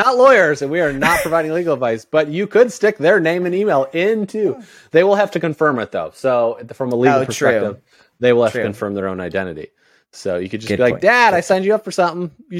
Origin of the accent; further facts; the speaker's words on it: Indiana, United States; now in Miami, United States; I grew up in Indiana.